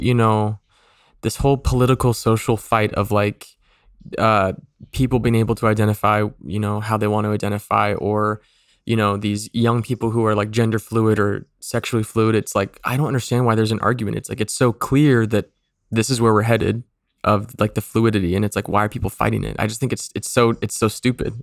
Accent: Mesa, Arizona, United States; moved away; I was born in Mesa, Arizona

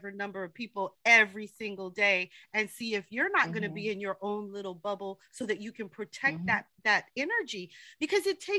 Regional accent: New York, United States; we're both from New York. Yes, I was born in Queens, grew up mostly in Queens.

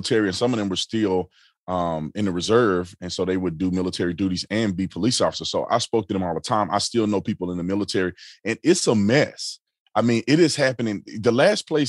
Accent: Fort Worth, Texas, United States; moved away as an adult; also born or lived in Tucson, Arizona; I grew up in Fort Worth, Texas.

